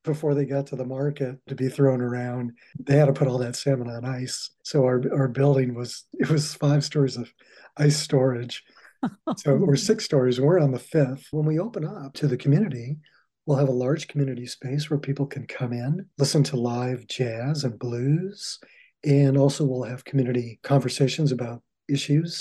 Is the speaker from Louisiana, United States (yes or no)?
yes; New Orleans, Louisiana, United States; also born or lived in Tucson, Arizona; now in Seattle, United States; I'm originally from New Orleans and I lived in the French Quarter. So I grew up with the music.